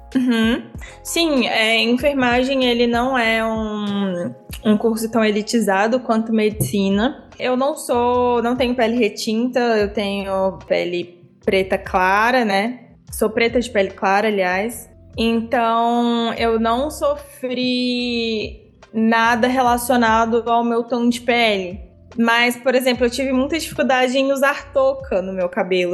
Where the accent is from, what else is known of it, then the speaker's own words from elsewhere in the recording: Brasília, Federal District, Brazil; Eu sou de Brasília, é, moro aqui desde sempre, minha família é mineira. É, eu cresci no Varjão, que é uma comunidade na periferia aqui de Brasília